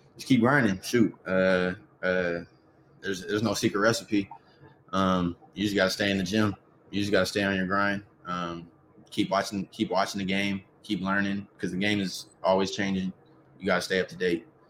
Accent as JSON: {"language": "English", "town": "Riverside", "region": "California", "country": "United States", "tie": "born or raised there", "also_born_or_lived": "Los Angeles, California / Sacramento, California", "said": "I'm from East Riverside, born and raised"}